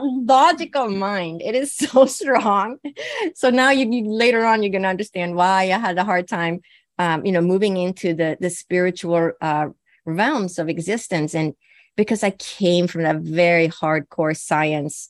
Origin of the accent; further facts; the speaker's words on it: Sweden; I was born and raised in Sweden